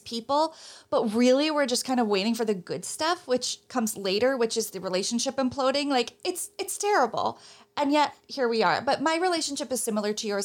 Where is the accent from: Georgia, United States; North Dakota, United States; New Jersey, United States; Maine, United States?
New Jersey, United States; moved away as an adult; now in New York City, United States; I'm from New Jersey and have lived my adult life in New York City